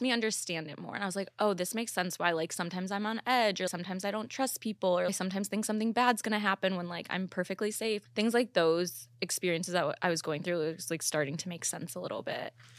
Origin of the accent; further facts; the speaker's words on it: Chicago, Illinois, United States; moved away; also born or lived in Ohio / Columbus; I'm actually not from Ohio, though. I'm from Chicago, but I lived in Ohio for, like, eight years